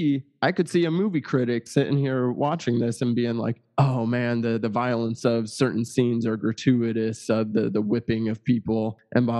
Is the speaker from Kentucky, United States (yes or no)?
no; Missouri, United States; moved away; I'm from Missouri